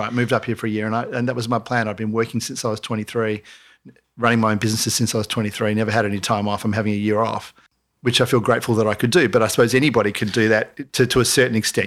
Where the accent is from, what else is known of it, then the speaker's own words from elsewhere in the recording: Mooloolaba, Queensland, Australia; now in Byron Bay, Australia; growing up in Marimba